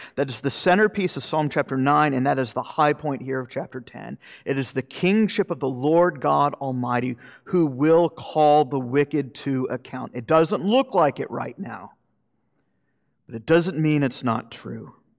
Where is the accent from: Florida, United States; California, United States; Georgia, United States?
Florida, United States; moved away; I'm from Florida